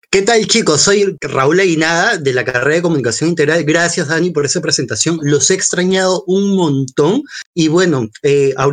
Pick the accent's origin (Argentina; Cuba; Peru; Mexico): Peru; Tarapoto, San Martín; o sea, yo soy de Tarapoto